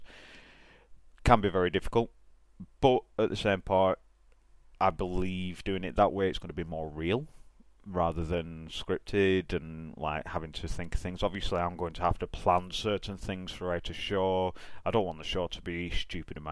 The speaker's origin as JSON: {"language": "English", "region": "England", "country": "United Kingdom", "said": "I'm from England"}